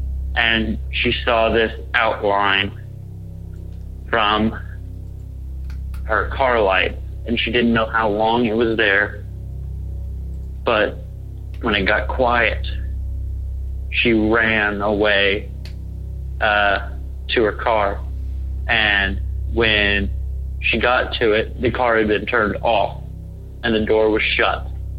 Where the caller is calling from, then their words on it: Edmond, Oklahoma, United States; I am from Edmond, Oklahoma.